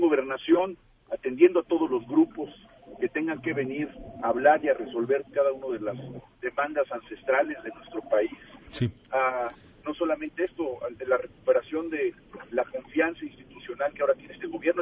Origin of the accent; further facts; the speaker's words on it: Mexico; nos involucra a todos como mexicanos